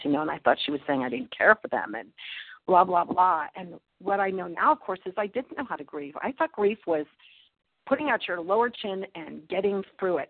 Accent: Pittsburgh, Pennsylvania, United States; I'm from Pittsburgh, Pennsylvania.

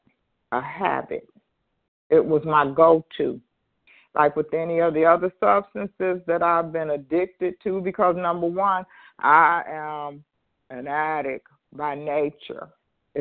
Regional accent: Detroit, Michigan, United States; I'm from Michigan? But if I didn't, I am. Detroit, actually

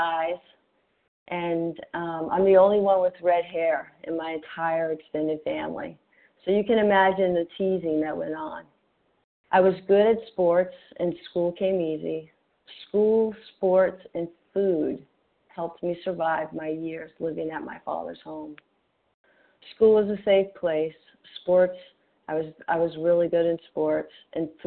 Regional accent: Gulf Coast of Mississippi, United States; I grew up on the Gulf Coast of Mississippi, close to New Orleans, in a working-class

